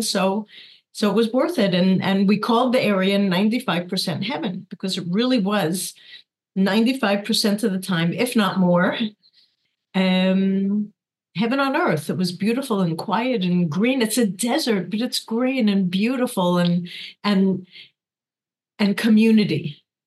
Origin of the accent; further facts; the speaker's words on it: New York, United States; moved away as an adult; now in Kibbutz Nirim, Israel; I was born in the Bronx, and raised